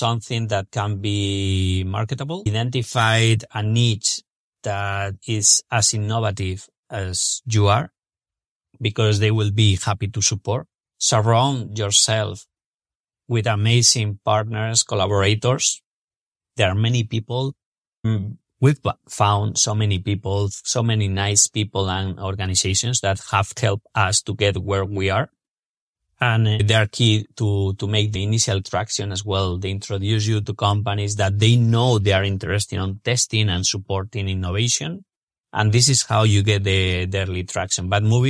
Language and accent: English; Spain; English is a second language; moved away as an adult; now in United States; Alberto Acedo, my co-founder and myself, we're originally from Spain and we decided to move to the States